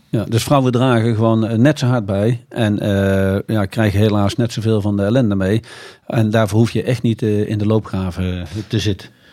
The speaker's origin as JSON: {"language": "Dutch", "country": "Netherlands", "said": "wij als Nederlanders"}